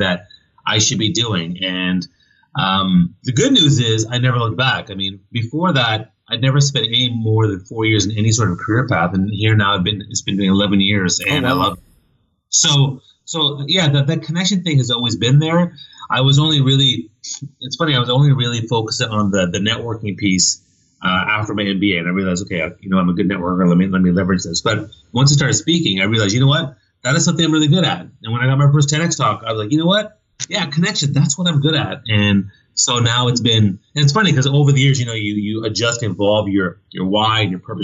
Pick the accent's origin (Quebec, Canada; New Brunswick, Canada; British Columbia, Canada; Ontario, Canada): New Brunswick, Canada; I grew up in New Brunswick on the east coast of Canada, a very small town